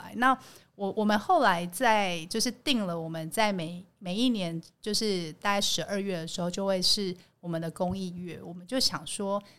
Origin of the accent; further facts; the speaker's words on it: Tainan, Taiwan; 我们来自台南。对台南人如约你吃饭，基本上就是会约你吃饭